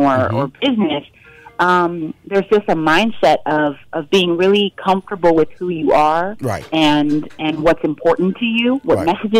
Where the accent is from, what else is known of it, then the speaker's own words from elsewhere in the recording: Fort Worth, Texas, United States; also born or lived in Washington, D.C.; I mean, I'm from Fort Worth, Texas, but my whole family went to Howard.